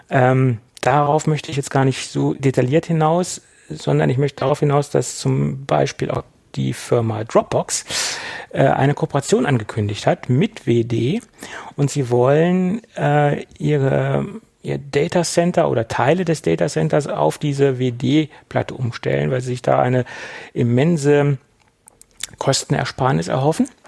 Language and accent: German; Göttingen, Lower Saxony, Germany; Ich komme nämlich aus Göttingen und ähm, besser, ja, und daher ist das halt entstanden.